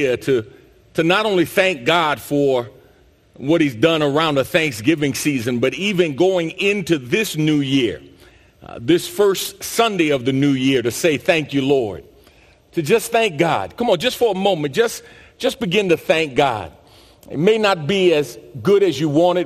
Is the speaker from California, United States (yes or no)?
no; New York City, New York, United States; growing up in New York City and playing basketball in particular on the playgrounds